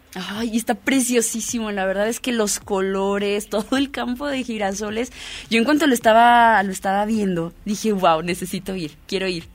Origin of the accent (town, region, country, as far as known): Mexico